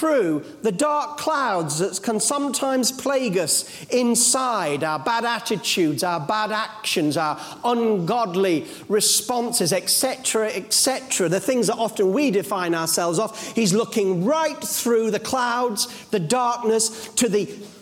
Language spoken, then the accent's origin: English; Yorkshire Dales, Yorkshire and the Humber, United Kingdom; As a young boy, I was brought up in the Yorkshire Dales